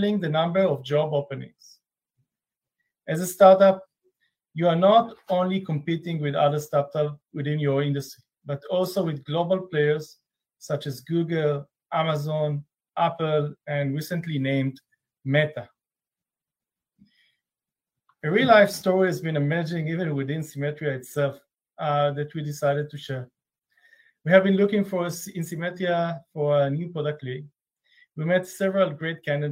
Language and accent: English; Israel; I'm from Israel.